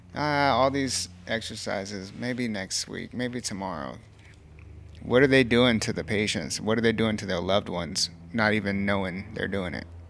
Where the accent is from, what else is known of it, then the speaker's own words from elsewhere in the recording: Kerrville, Texas, United States; it's here in my hometown